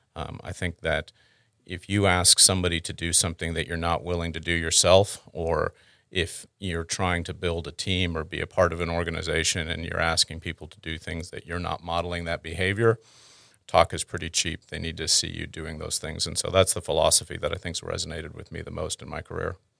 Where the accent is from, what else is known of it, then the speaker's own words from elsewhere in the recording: Houston, Texas, United States; also born or lived in Canada / Dallas Fort Worth; I'm originally Canadian, um, born there. Um, then, through a couple different stops of having a father in the oil and gas industry, I wound up in Houston. Uh, I've spent most of my growing up time in Houston